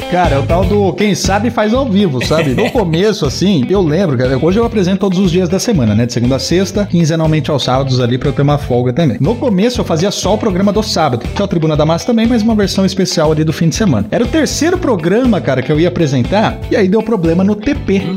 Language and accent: Portuguese; Jaú, São Paulo, Brazil; moved away as an adult; also born or lived in Bauru / Curitiba / Guarapuava / Botucatu; now in Ponta Grossa, Brazil; Sou nascido e criado em Jaú